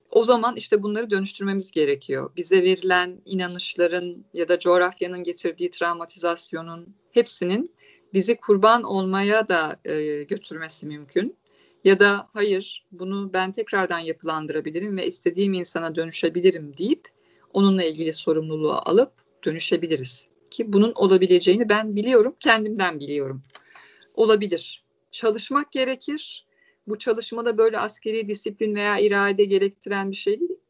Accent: Istanbul, Turkey; born there; Ee, İstanbul'da doğdum, iletişim okudum.

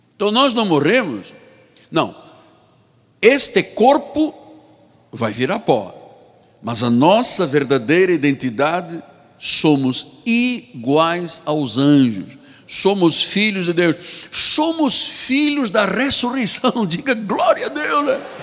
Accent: Angola; moved away as an adult; also born or lived in Portugal; eu sou angolano, sou africano.

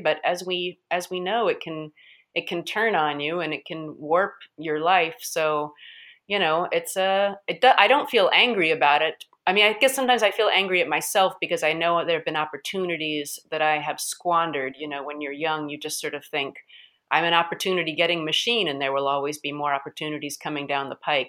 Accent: United States; As an American, as a white American

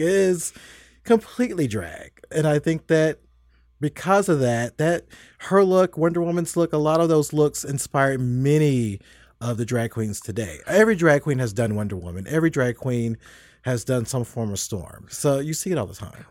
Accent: United States; also born or lived in Tennessee / Kentucky; I grew up in Tennessee and Kentucky

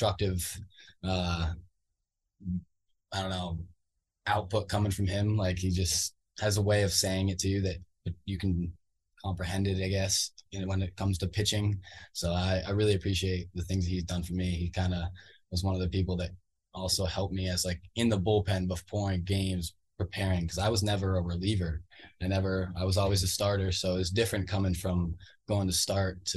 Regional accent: Vermont, United States; I'm from Vermont

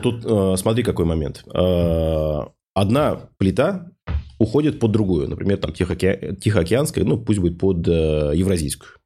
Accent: Ufa, Bashkortostan, Russia; в городе Уфа, откуда я родом

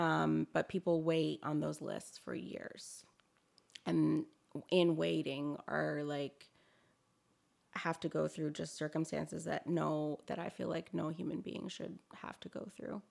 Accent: Toronto, Ontario, Canada; moved away as an adult; now in Victoria, Canada; I'm originally from Toronto

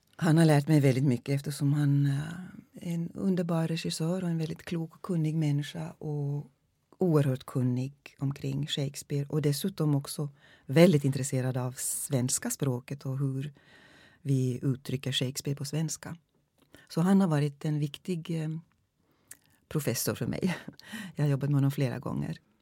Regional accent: Finland; first language Swedish; Jag är finlandssvensk

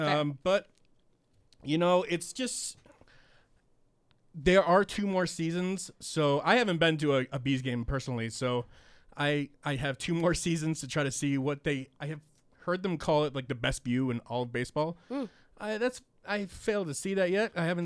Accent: Boston, Massachusetts, United States; I am from Boston, and Fenway Park is the oldest baseball stadium in, you know, the league.

